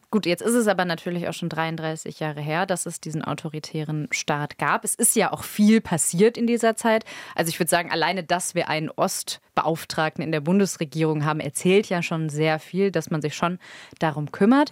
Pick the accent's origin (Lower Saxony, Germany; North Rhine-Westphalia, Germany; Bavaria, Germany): North Rhine-Westphalia, Germany; ich komme aus NRW